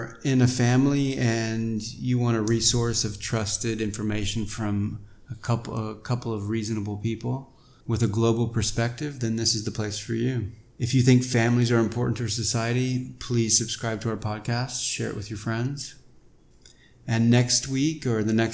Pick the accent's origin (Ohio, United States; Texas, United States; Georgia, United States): Texas, United States; moved away as an adult; also born or lived in India / France / Latin America; now in Taiwan; I'm from Texas